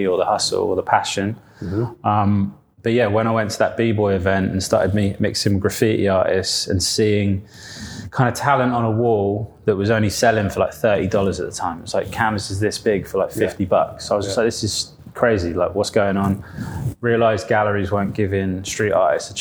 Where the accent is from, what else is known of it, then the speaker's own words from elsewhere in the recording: Isle of Wight, South East England, United Kingdom; moved away as an adult; now in London, United Kingdom; I came from there, grew up there, no graffiti, no street art.